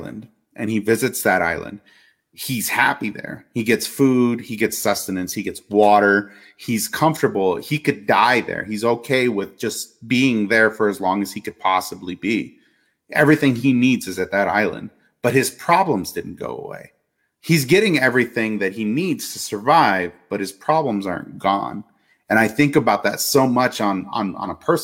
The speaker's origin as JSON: {"language": "English", "country": "United States", "said": "as an American citizen"}